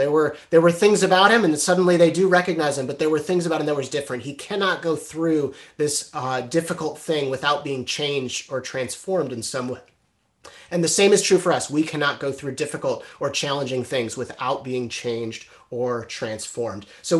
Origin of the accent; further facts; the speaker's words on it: Chicago suburbs, Illinois, United States; When I was a kid, I grew up in the Chicago suburbs